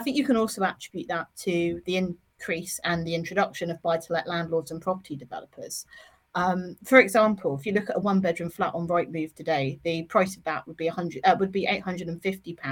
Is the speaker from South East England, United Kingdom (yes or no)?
yes; Havant, South East England, United Kingdom; I grew up in Lee Park. I grew up in West Lee. I'd never lived anywhere else in my life other than for 2 years when I was at university.